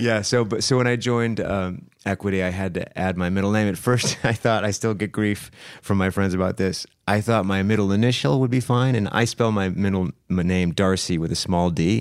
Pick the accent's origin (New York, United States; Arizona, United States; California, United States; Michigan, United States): Michigan, United States; Saginaw; I grew up in Saginaw, Michigan, which is, uh, right in the middle of the state.